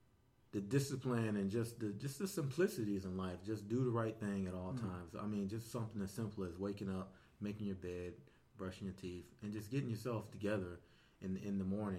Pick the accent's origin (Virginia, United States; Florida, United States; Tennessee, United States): Virginia, United States; Portsmouth; Yes, but originally I'm from Portsmouth, Virginia, right here in the lovely state of Virginia.